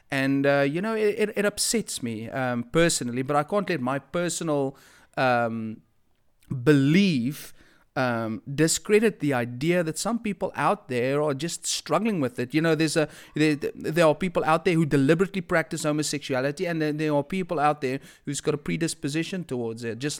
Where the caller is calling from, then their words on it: Durban, KwaZulu-Natal, South Africa; I am speaking here from Durban, to be specifically, uh, be specific, Westville, Durban, South Africa.